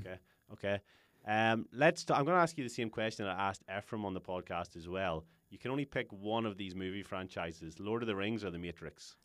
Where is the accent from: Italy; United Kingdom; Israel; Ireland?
Ireland; we're Irish